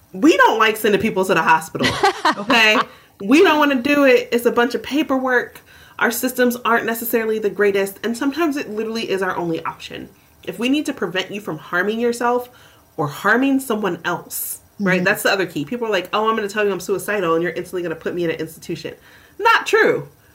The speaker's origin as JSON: {"language": "English", "region": "Southern US", "country": "United States", "said": "So one, being a Southerner, as you are as well, and I'm also a Black person, right?"}